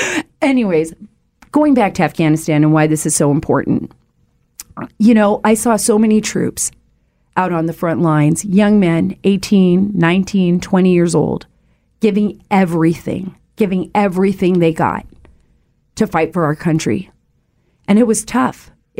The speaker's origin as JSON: {"language": "English", "country": "Saudi Arabia", "tie": "born or raised there", "said": "I spent a good portion of my childhood, 8 years of my life, my most formidable years, growing up in the Kingdom of Saudi Arabia."}